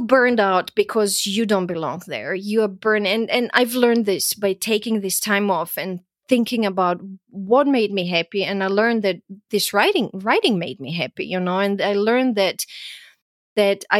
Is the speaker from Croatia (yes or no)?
yes; Croatia; moved away; also born or lived in Austria; I grew up in Yugoslavia and went through, you know, the war there and the country falling apart